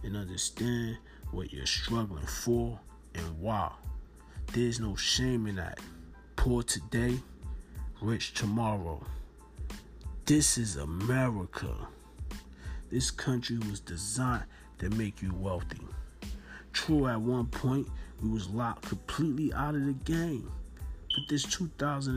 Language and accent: English; Newark, New Jersey, United States; I'm from Norton, New Jersey